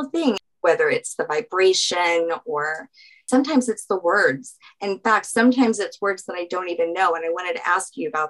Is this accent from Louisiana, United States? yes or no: yes; New Orleans, Louisiana, United States; I'm from New Orleans